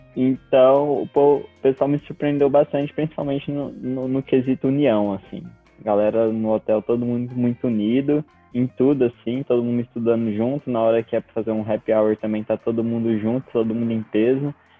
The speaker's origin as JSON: {"language": "Portuguese", "region": "Goiás", "country": "Brazil", "said": "representando mais especificamente o meu Goiás"}